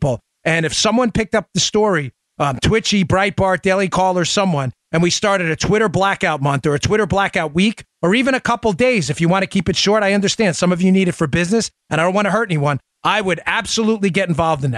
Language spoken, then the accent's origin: English; New York City, New York, United States; I'm familiar with New York City, where I grew up in Queens